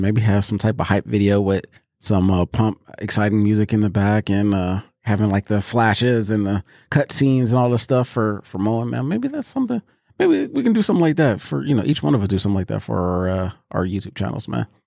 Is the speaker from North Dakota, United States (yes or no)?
no; Pittsburgh, Pennsylvania, United States; now in Columbus, United States; I'm from Pittsburgh. Um, and for those that don't know, I live in Columbus, Ohio now